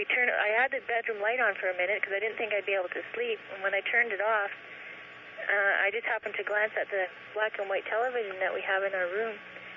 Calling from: Kenora, Ontario, Canada; I'm calling from Kenora, Ontario.

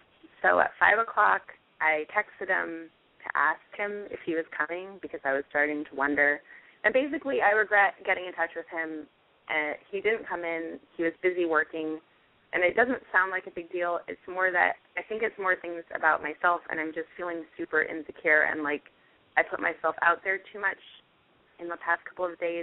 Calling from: Los Angeles, California, United States; Los Angeles.

